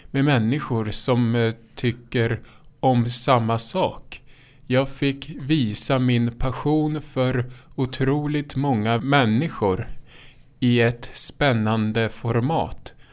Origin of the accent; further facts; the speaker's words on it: Lindesberg, Örebro County, Sweden; Det första betalda framträdandet gjorde jag vid 19 års ålder. Det var i parken hemma i Lindesberg tillsammans med en kompis.